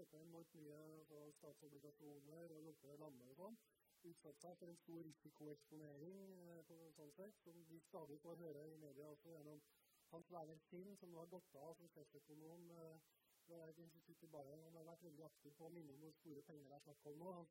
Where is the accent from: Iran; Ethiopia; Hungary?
Hungary; now in Norway; Og det er fordi jeg kommer fra Ungarn i 1956, og vi hører stadig vekk om Viktor Orban